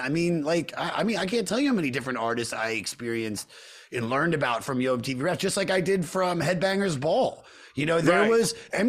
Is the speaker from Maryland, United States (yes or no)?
yes; Montgomery County, Maryland, United States; We grew up in Montgomery County, Maryland.